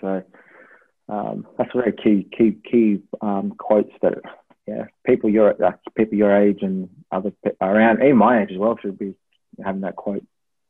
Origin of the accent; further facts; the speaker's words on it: Melbourne, Victoria, Australia; born there; also born or lived in Tasmania / Brisbane; So I was, obviously born in Melbourne, lived in Tasmania, lived in Brisbane, and th